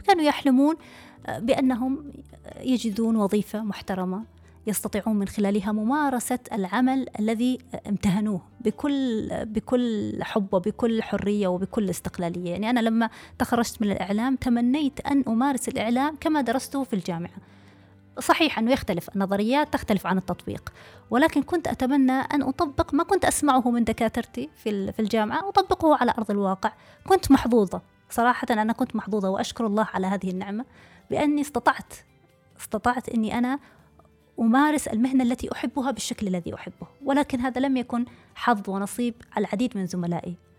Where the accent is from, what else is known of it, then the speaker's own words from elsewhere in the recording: Saudi Arabia; moved away as an adult; also born or lived in Oman / Kuwait; now in Paris, France; أنا كامرأة سعودية